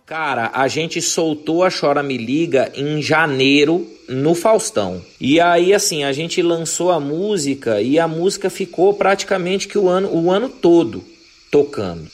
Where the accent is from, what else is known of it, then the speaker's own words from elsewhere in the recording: Mato Grosso do Sul, Brazil; eu, o João e o Euler, a gente vem do Mato Grosso do Sul